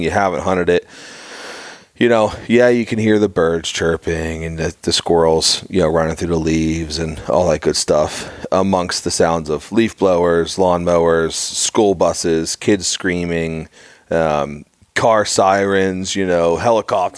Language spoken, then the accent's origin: English; Pittsburgh, Pennsylvania, United States; growing up in Pittsburgh myself